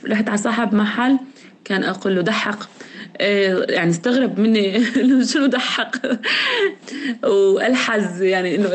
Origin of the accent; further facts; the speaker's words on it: Euphrates region, Syria; accent: Euphrates; لهجتنا أحلى لهجة